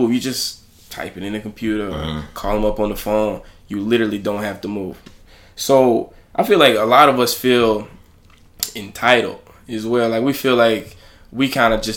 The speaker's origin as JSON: {"language": "English", "region": "Alabama", "country": "United States", "said": "I'm from Alabama"}